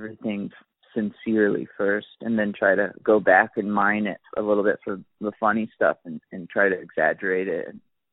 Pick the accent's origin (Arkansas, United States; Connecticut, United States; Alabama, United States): Alabama, United States; Gulf Shores; moved away; where I grew up, at least in Gulf Shores